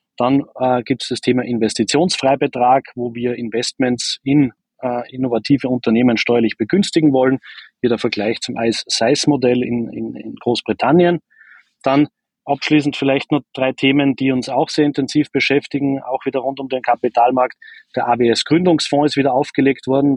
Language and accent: German; Austria; das bewerben wir halt oft nicht als, als Österreicher